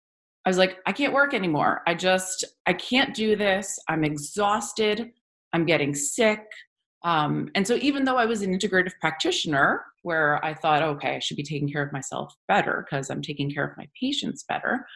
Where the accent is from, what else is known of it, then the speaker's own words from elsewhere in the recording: New Jersey, United States; I grew up here in New Jersey